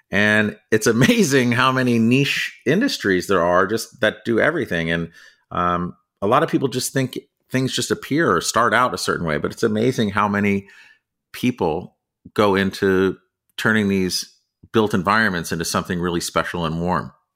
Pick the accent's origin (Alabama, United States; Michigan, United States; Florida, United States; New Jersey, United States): New Jersey, United States; moved away as an adult; also born or lived in California / New York City; now in Connecticut, United States; I grew up in New Jersey